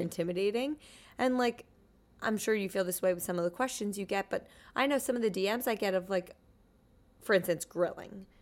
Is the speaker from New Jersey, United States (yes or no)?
yes; New Jersey, United States; moved away as an adult; also born or lived in Pennsylvania; now in New York, United States; I grew up in New Jersey